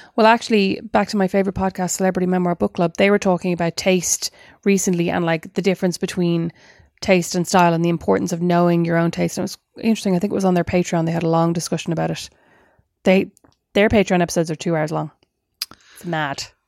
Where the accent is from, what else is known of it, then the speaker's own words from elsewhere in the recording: Ireland; as an Irish person